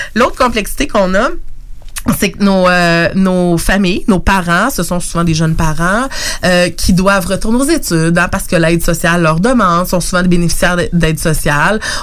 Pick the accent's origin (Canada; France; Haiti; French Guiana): Canada; Lévis, Quebec; moved away; also born or lived in Montreal; je suis native de Lévis